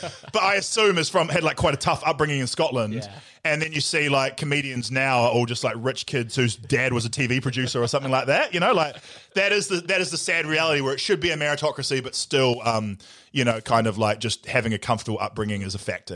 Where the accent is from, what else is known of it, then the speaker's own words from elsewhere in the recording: Nelson, New Zealand; moved away; I grew up in Nelson where we didn't really have gangs.